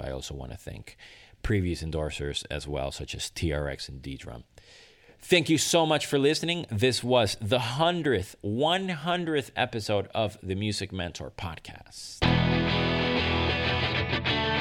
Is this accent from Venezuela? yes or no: yes; Venezuela; moved away; my home country of Venezuela